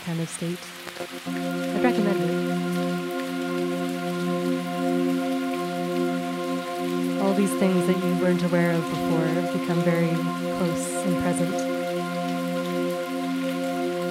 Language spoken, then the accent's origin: English; Toronto, Ontario, Canada; moved away as an adult; now in Peterborough, Canada; I grew up in Toronto